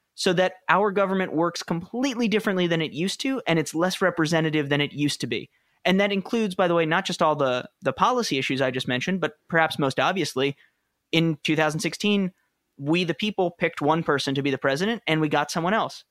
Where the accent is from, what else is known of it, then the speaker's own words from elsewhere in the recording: New York City, New York, United States; moved away as an adult; also born or lived in Wooster, Ohio; I grew up in New York City